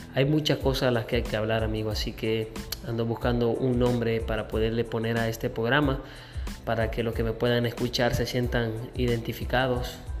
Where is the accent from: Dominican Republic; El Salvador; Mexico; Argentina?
El Salvador; Sonsonate; now in Houston, United States; Soy de El Salvador, soy nacido en Sonsonate